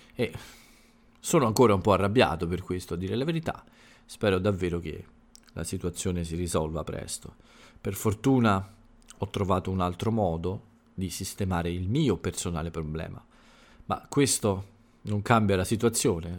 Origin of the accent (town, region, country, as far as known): Italy